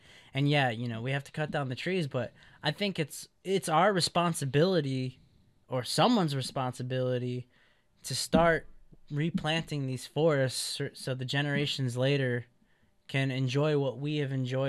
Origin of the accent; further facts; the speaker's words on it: Midwest, United States; You know, she's from the Midwest. I'm from the Midwest, and now we're on the West Coast.